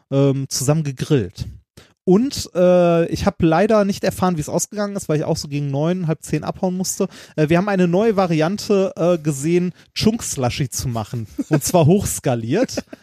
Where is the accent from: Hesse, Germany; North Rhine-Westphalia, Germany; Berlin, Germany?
North Rhine-Westphalia, Germany; Gelsenkirchen; Ich komme auch aus Gelsenkirchen.